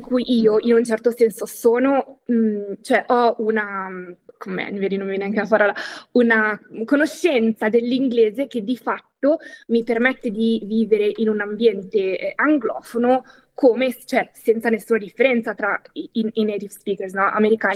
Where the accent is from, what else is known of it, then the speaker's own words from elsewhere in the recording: Italy; first language Italian; io sono nata in Italia, sono monolingua, par- cioè ho parlato italiano fino a una certa età